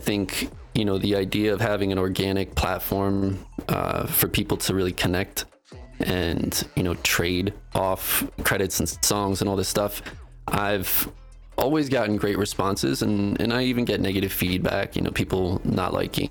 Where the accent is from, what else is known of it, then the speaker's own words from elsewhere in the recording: East Coast, United States; now in Denver, United States; I come from the East Coast